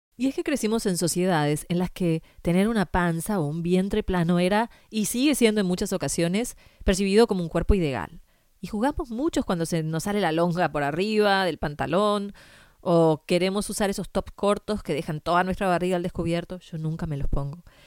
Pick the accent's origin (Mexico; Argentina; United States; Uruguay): Uruguay; moved away; Yo crecí en Uruguay